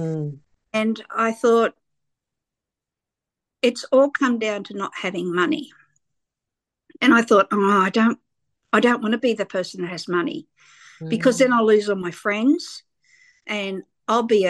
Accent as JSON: {"language": "English", "town": "Sydney", "region": "New South Wales", "country": "Australia", "tie": "born or raised there", "said": "people like me that grew up in the suburbs of Sydney. I grew up in Fairfield."}